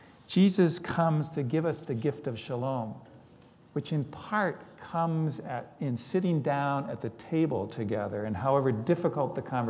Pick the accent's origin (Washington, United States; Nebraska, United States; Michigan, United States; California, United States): Washington, United States; Seattle; I grew up in West Seattle. West Seattle prides itself on being a progressive and open community.